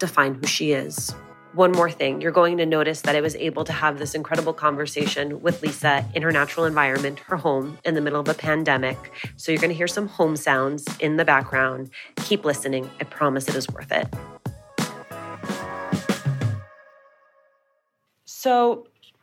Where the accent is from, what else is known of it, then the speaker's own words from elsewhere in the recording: New Jersey, United States; moved away; also born or lived in Miami; I'm Cuban. I grew up in Jersey, but I lived in Miami for 6 years.